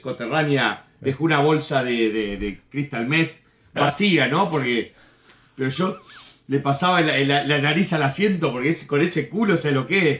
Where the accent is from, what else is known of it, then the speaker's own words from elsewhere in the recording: Uruguay; moved away as an adult; also born or lived in New Jersey, United States; now in Miami, United States; Y en Uruguay viví desde los 8 años hasta los 25 por ahí